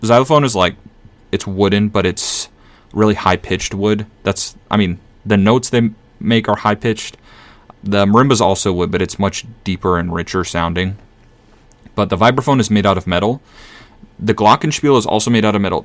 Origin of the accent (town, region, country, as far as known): Minnesota, United States; born or raised there